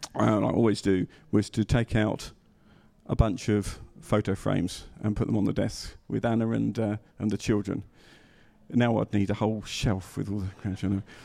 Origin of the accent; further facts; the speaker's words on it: England, United Kingdom; being English